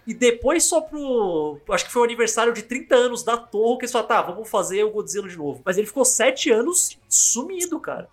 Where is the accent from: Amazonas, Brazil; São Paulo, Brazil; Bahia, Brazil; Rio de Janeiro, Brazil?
São Paulo, Brazil; eu sou paulista